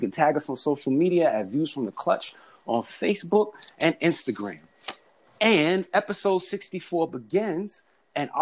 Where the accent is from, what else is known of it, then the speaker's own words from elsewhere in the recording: the South, United States; moved away; also born or lived in Georgia / Florida; I grew up in the South, you know, like Atlanta, Florida, states like